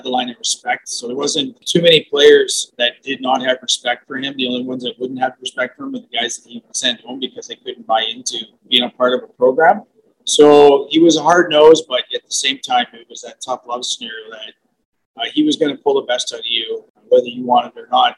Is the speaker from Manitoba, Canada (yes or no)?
no; Sault Ste. Marie, Ontario, Canada; growing up in Northern Ontario, winters are long